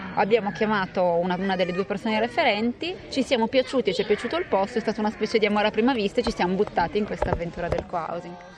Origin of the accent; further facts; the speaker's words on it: Turin, Piedmont, Italy; moved away; also born or lived in Tuscan-Emilian Apennines; io sono torinese, nata a Torino, quindi con tutte le radici lì